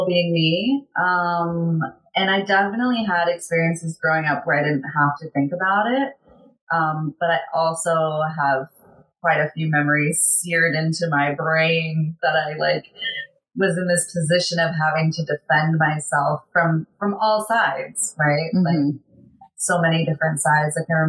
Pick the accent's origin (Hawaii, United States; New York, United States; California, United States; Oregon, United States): California, United States; San Diego; growing up in San Diego where you have like carne asada fries